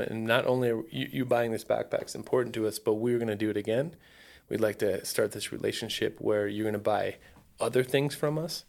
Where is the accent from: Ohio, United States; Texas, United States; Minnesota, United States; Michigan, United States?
Ohio, United States; now in Phoenix, United States; I grew up in Ohio. There's no, there's zero wilderness.